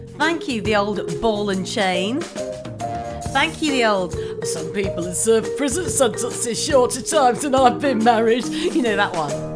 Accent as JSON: {"language": "English", "town": "Manchester", "region": "North West England", "country": "United Kingdom", "accent": "mild Mancunian", "said": "I'm from Manchester"}